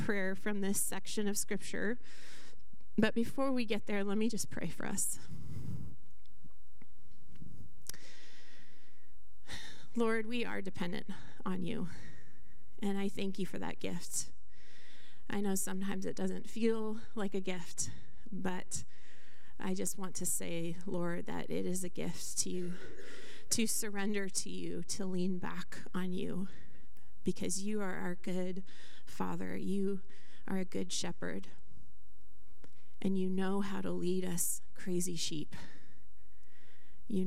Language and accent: English; Skagit County, Washington, United States; I grew up in Skagit County